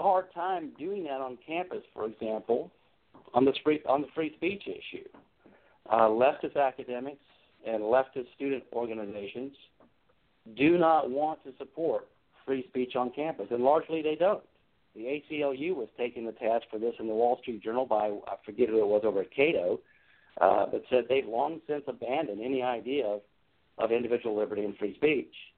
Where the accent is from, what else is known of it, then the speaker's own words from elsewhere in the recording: Hampton, Virginia, United States; also born or lived in Newport News, Virginia; now in Alexandria, United States; I did grow up in the Hampton Roads area, downstate. A graduate of Hampton High School. I was born in Newport News.